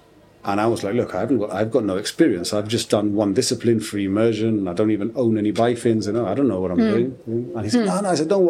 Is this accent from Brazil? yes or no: no; United Kingdom; I have to show that I'm British.